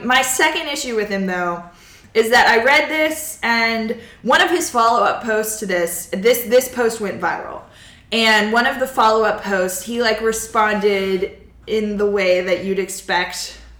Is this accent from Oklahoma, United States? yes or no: no; Mississippi, United States; And so I am from Mississippi and I actually grew up in his district.